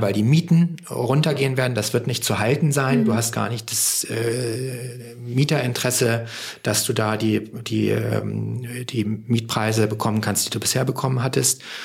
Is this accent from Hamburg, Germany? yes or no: yes; Hamburg, Germany; als Hamburger